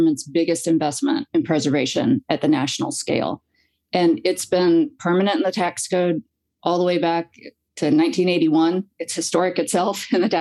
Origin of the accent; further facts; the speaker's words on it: Abingdon, Virginia, United States; moved away as an adult; also born or lived in Durham, North Carolina; I grew up on Main Street in Abingdon, Virginia, a small town on the Virginia-Tennessee line, and lived in downtown Abingdon